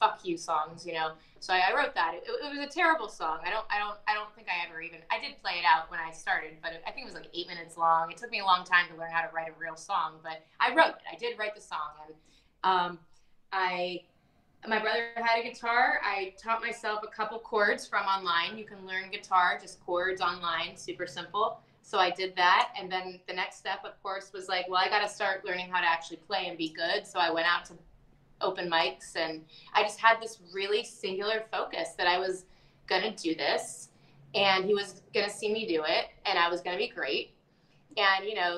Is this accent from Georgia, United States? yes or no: yes; Appalachia, North Georgia, United States; moved away as an adult; also born or lived in Atlanta, United States; now in New York, United States; I am from Georgia